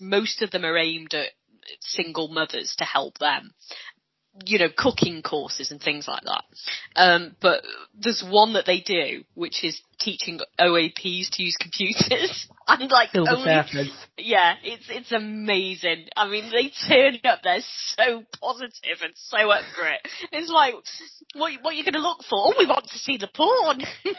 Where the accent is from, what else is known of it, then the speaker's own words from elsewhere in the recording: Hull, Yorkshire and the Humber, United Kingdom; Not that I'm Welsh, I'm from Hull.